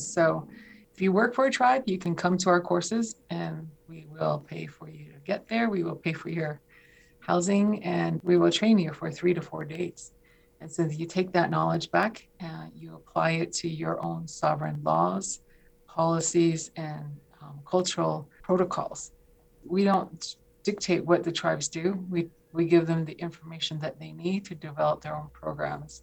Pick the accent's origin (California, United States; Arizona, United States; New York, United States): Arizona, United States; Shonto; also born or lived in Inscription House, Arizona / Kayenta, Arizona; I was born and raised on the Navajo Nation. I was raised in a community called Shonto, an inscription house. I went to high school in Kienta.